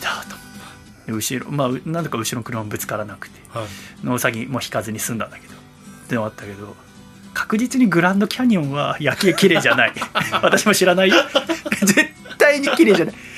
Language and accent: Japanese; Yokohama, Kanagawa, Japan; 私が横浜出身だから